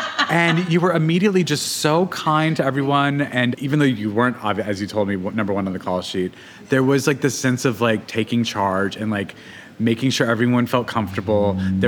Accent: Albuquerque, New Mexico, United States; growing up, you know, in Albuquerque, New Mexico

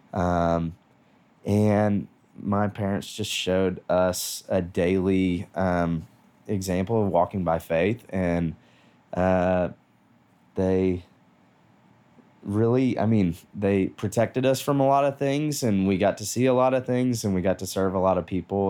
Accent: Nashville, Tennessee, United States; I grew up here in Nashville

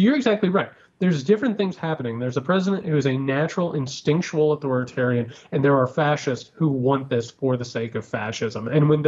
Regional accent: Midwest, United States; we're both from the Midwest.

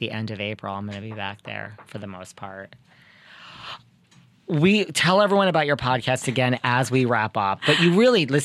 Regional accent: New York, United States; I am a New Yorker

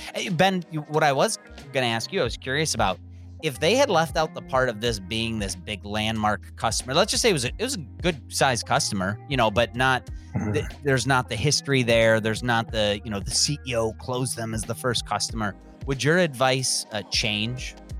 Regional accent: Cleveland, Ohio, United States; my hometown of Cleveland, Ohio

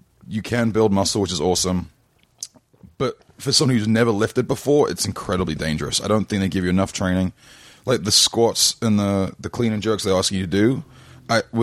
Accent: London, United Kingdom; moved away; I grew up in London. I ran track from a very young age

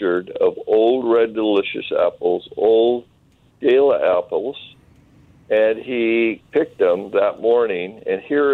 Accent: Eastern Washington, United States

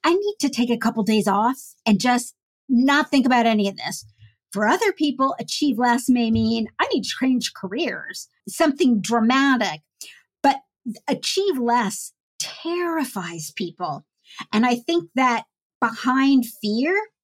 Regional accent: United States

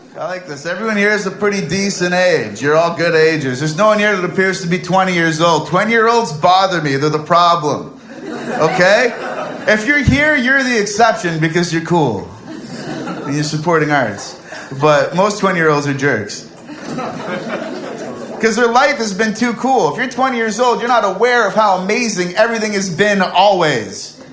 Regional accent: Canada; I'm a Canadian kid

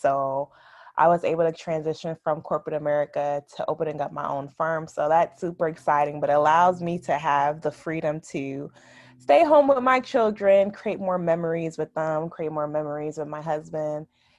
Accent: Orange, New Jersey, United States; now in Raleigh, United States; So I am 30 years old. I am originally from Orange, New Jersey. So super small town. I currently live in Raleigh, North Carolina.

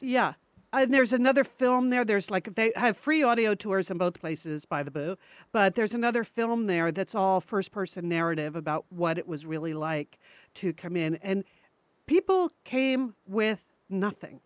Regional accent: New York, United States; born or raised there; moved away

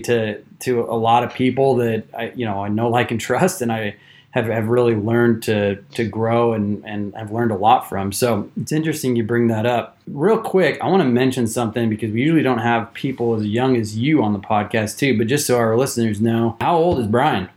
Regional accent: eastern Washington, United States; moved away as an adult; also born or lived in Houston, Texas; now in Austin, United States; I grew up personally in eastern Washington

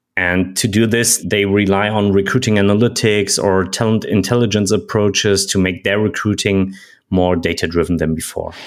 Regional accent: Germany; I'm from Germany.

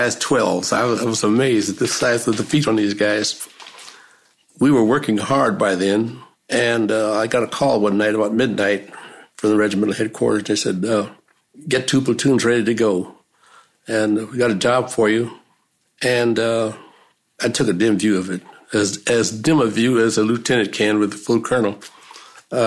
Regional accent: Bakersfield, California, United States; moved away as an adult; also born or lived in Los Angeles; when I left Bakersfield, my hometown, I came down to Los Angeles

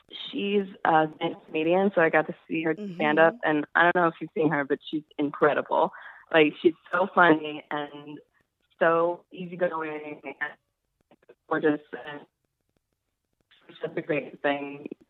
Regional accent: Chicago, Illinois, United States; now in New York, United States; Yeah, I'm originally from Chicago, but I've lived in New York for about 10 years.

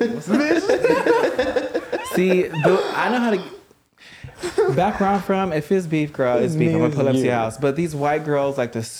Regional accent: Compton, California, United States; I'm from Compton, baby.

